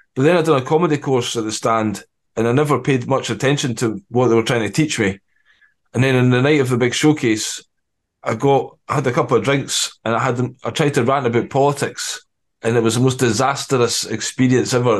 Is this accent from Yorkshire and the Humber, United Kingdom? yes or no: no; Scotland, United Kingdom; you've got to get the kilt on being Scottish